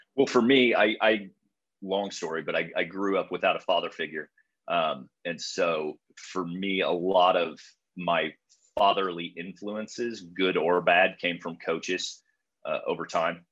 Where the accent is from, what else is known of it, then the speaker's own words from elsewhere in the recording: Illinois, United States; I grew up in Illinois